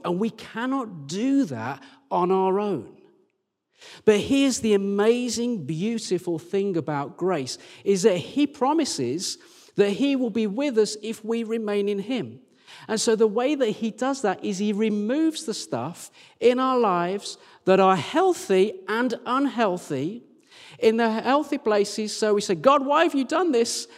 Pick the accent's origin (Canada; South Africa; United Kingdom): United Kingdom; near Birmingham, West Midlands; now in Sheffield, United Kingdom; that's near my hometown